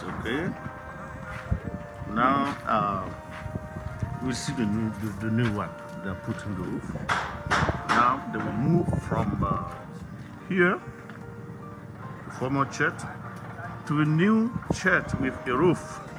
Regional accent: Dori, Sahel, Burkina Faso; I'm from Dori in the north.

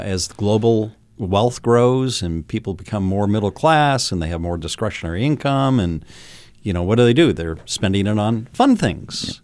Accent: Milford, New Hampshire, United States; moved away as an adult; now in Las Vegas, United States; I grew up in Milford

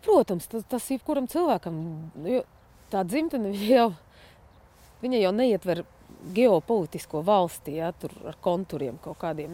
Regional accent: Irkutsk, Irkutsk Oblast, Russia; moved away as an adult; now in Latvia; es piedzimu Irkutskā, pie Baikāla. Uh, tur arī augu, mācījos, studēju, trenējos

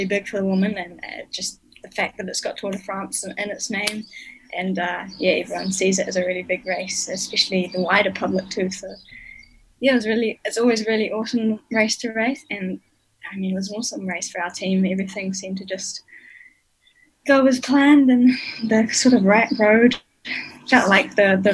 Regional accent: Nelson, New Zealand; moved away; Growing up in Nelson, we had a really nice little group of us juniors

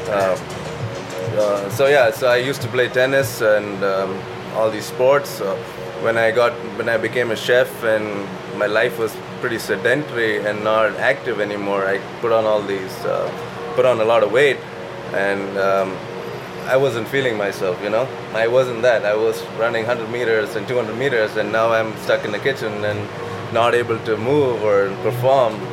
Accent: Kerala, India; moved away as an adult; now in Las Vegas, United States; I'm from uh, Kerala. It's uh, the southernmost state in India

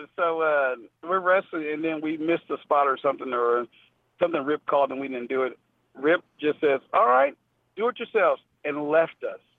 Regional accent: Memphis, Tennessee, United States; I'm from Memphis, so we in Memphis don't chop

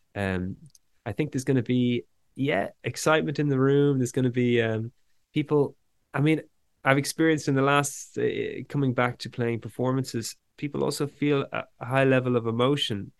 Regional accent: Dublin, Ireland; also born or lived in west of Ireland; growing up here in Ireland

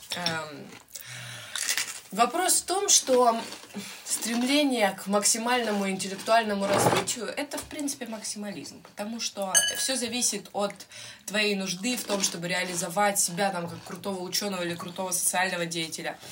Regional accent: Ukraine; у нас с детства, как бы знаешь, там с первого класса нам втюхивают эту хуйню про то, что Украина бідна доля

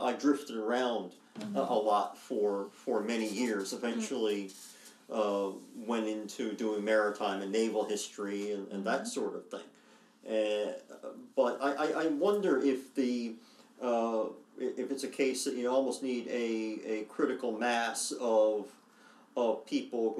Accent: Grand Falls-Windsor, Newfoundland and Labrador, Canada; also born or lived in Corner Brook; now in St. John's, Canada; I grew up in Grand Falls, now Grand Falls, Windsor

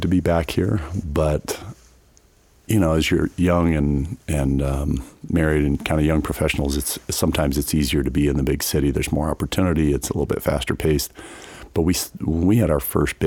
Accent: Front Range, Colorado, United States; now in Grand Junction, United States; I grew up on the Front Range

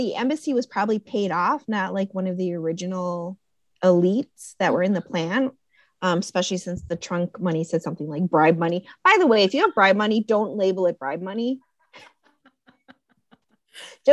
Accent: Connecticut, United States; I'm from Connecticut

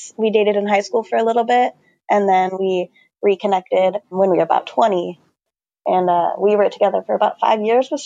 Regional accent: Portland, Oregon, United States; I was born and raised in Portland, Oregon, which I hear is pretty rare

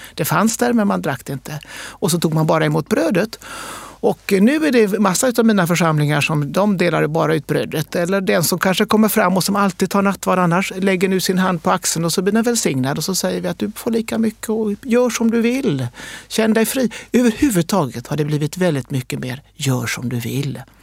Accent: Sweden; vi är svenskar

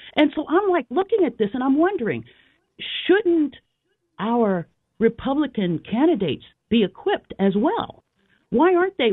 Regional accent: Philadelphia, Pennsylvania, United States; I'm from Philly. I'm a Philly girl. Okay? Born, bred

